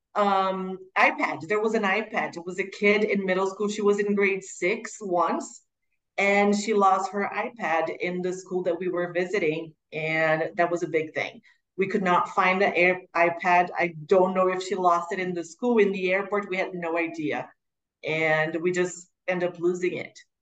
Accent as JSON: {"language": "English", "town": "Curitiba", "region": "Paraná", "country": "Brazil", "tie": "born or raised there", "also_born_or_lived": "United States", "said": "was born and raised in Curitiba, where the school is, southern Brazil."}